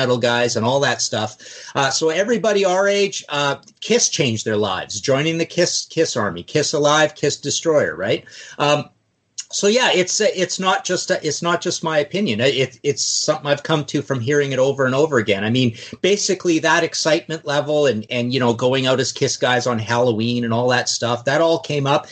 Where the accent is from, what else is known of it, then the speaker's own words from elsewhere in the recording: Trail, British Columbia, Canada; the basement of my house, our house where I grew up in Trail, BC